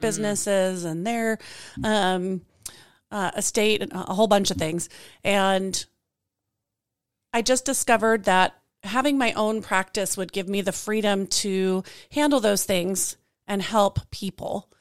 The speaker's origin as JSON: {"language": "English", "region": "Colorado", "country": "United States", "moved": "yes", "lives_now": "Spokane, United States", "said": "I am from Colorado, people. I am now in Spokane, but I am from Colorado."}